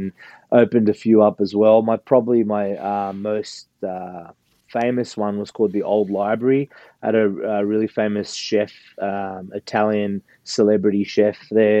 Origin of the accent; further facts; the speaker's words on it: Australia; accent: Australian; moved away as an adult; now in United States; As you can hear, I've got an Australian accent. So I'm originally from Australia. And now I live in the States